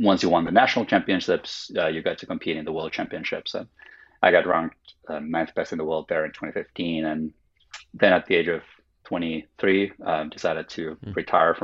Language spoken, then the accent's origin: English; Helsinki, Uusimaa, Finland; first language Finnish; English is a second language; now in United States; I grew up in Finland, in Helsinki, Finland.